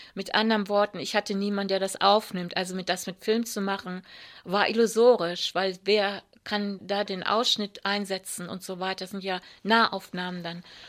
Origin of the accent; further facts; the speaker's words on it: Wuppertal, North Rhine-Westphalia, Germany; Als ich ungefähr zwölf war, sind meine Eltern nach Wuppertal gezogen. Und dann war ich für den Rest meiner Jugend im Rheinland